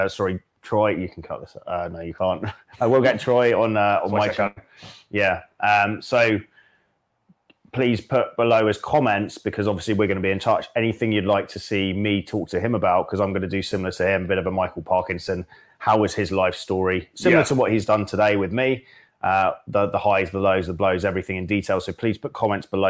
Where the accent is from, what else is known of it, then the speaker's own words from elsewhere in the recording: Hong Kong; I was born in Hong Kong